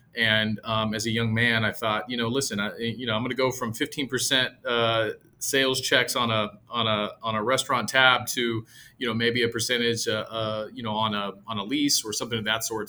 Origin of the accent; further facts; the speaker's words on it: San Jose, California, United States; moved away as an adult; now in Texas, United States; San Jose, California, all my family, much, uh, many of my friends and colleagues are still there.